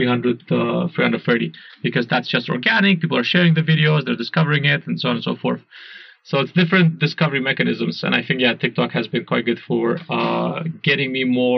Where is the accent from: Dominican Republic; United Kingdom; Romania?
Romania; also born or lived in Singapore; now in Berlin, Germany; I'm from Romania